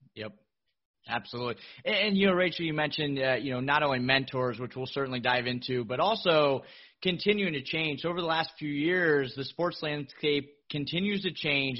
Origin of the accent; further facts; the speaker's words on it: Miami, Florida, United States; here in my hometown of Miami, Florida